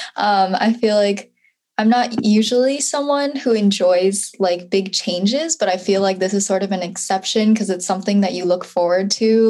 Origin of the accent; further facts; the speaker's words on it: Madison, Wisconsin, United States; I'm from Madison, Wisconsin